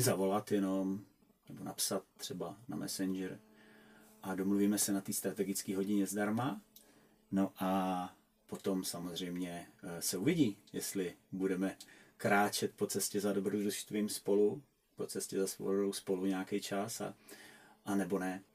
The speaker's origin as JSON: {"language": "Czech", "country": "Czechia", "said": "u nás v Čechách"}